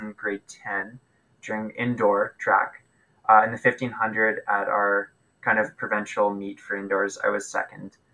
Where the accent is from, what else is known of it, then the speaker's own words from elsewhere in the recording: Winnipeg, Manitoba, Canada; I was born in Winnipeg, born and raised here, lived in the same house all my life